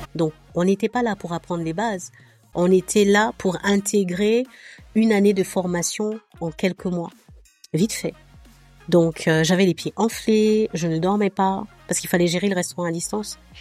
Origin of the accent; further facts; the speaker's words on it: Abidjan, Côte d’Ivoire; also born or lived in France; J'ai grandi à Abidjan. Mon cu, cursus scolaire classique, il s'est fait à, à Abidjan